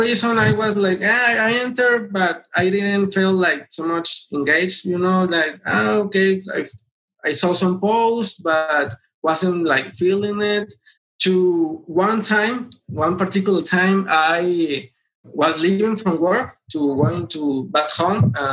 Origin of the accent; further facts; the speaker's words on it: Mexico; I am from Mexico.